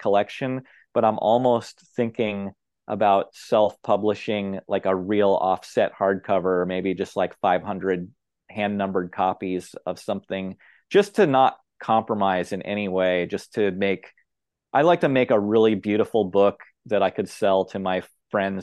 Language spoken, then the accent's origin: English; Oregon, United States; I grew up in Oregon